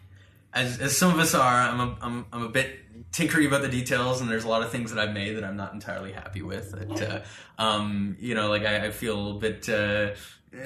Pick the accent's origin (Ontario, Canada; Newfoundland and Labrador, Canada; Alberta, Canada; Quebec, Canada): Ontario, Canada; Sudbury; now in Ottawa, Canada; I was raised up in Sudbury, Ontario